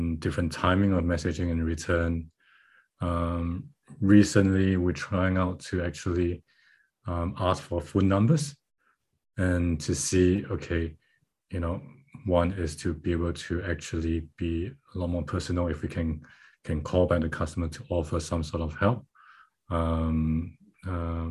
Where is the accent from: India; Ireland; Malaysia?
Malaysia; moved away as an adult; now in Auckland, New Zealand; So I'm based out of Auckland, New Zealand, and I'm originally from Malaysia, but I've been here in Auckland